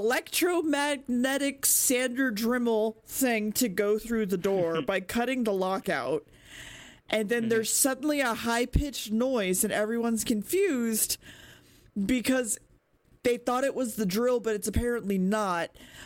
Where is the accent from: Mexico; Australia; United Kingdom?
United Kingdom; we did those things as British people